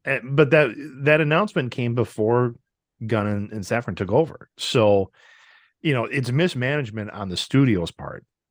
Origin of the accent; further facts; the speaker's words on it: Wisconsin, United States; my home state of Wisconsin